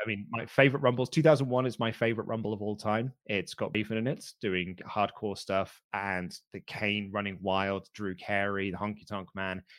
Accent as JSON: {"language": "English", "country": "United Kingdom", "said": "as a Brit"}